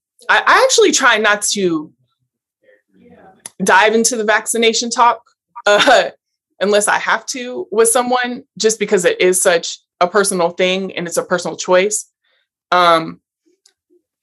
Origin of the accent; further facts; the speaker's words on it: Portland, United States; I'm from Portland